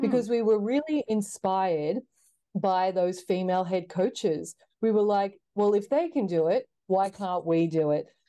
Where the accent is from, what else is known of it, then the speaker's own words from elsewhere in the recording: Sydney, New South Wales, Australia; growing up in Sydney, Australia, like most young girls, uh, started playing netball.